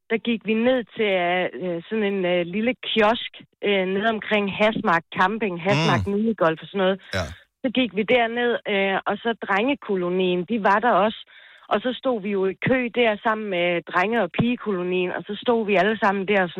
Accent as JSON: {"language": "Danish", "town": "Odense", "region": "Southern Denmark", "country": "Denmark", "tie": "born or raised there", "lives_now": "Ringe, Denmark", "said": "jeg er født og opvokset inde i Odense"}